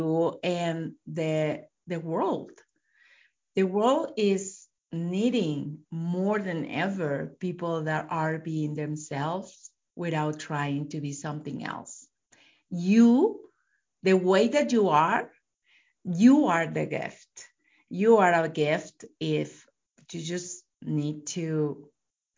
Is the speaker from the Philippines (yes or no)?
no; Mexico; now in United States; I live in US, but I am from Mexico.